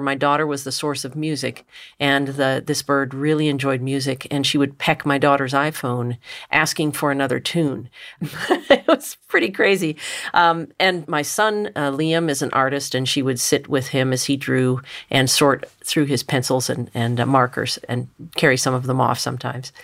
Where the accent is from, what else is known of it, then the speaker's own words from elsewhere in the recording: Richmond, Virginia, United States; now in Ohio, United States; I grew up in Richmond, Virginia